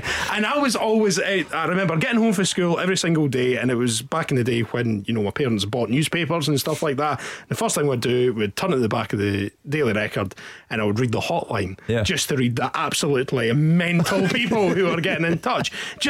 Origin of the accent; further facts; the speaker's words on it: Dunfermline, Scotland, United Kingdom; I grew up in Dunfermline. I listened to Fourth One when I was growing up, and yeah, that was basically my little world.